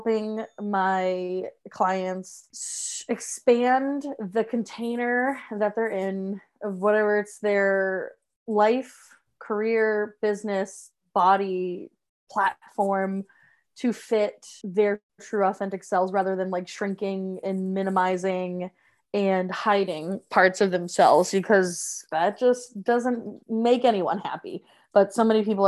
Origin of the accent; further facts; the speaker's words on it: Massachusetts, United States; moved away as an adult; also born or lived in Salem, Massachusetts; now in Rhode Island, United States; I am from Massachusetts